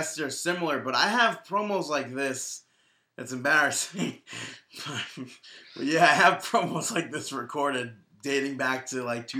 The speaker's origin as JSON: {"language": "English", "region": "Georgia", "country": "United States", "said": "So, and I'm from Cobb County, Georgia."}